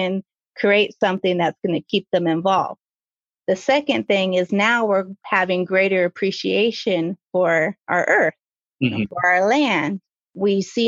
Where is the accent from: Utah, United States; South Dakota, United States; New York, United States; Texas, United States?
South Dakota, United States; also born or lived in Fort Totten, North Dakota; I'm from South Dakota